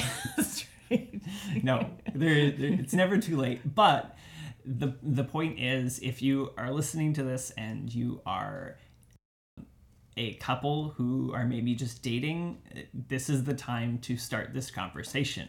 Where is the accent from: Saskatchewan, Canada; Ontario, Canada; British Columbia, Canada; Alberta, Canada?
British Columbia, Canada; Delta; I grew up in Delta in Tawasin